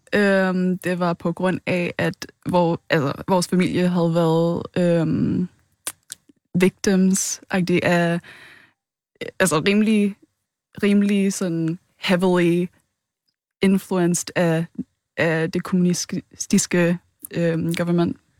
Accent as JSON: {"language": "Danish", "town": "Rødovre", "region": "Capital Region of Denmark", "country": "Denmark", "tie": "born or raised there", "said": "Jeg er vokset op i Rødovre"}